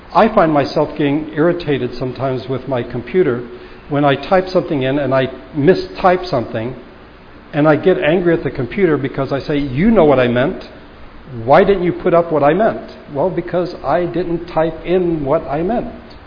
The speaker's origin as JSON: {"language": "English", "country": "United States", "said": "as American Christians"}